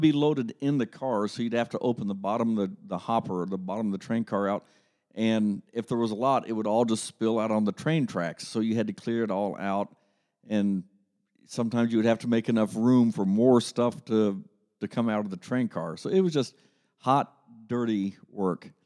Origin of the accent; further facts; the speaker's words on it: Grove City, Ohio, United States; I grew up in Grove City, Ohio